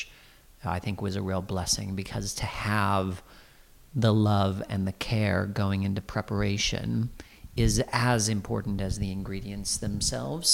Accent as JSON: {"language": "English", "region": "Iowa", "country": "United States", "tie": "born or raised there", "moved": "yes", "lives_now": "London, United Kingdom", "said": "I was born and grew up in Iowa, in the Midwest of America"}